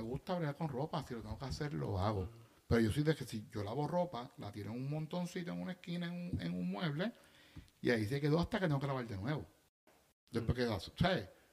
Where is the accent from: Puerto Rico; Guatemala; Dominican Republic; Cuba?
Puerto Rico; Bayamón; yo soy de Bayamón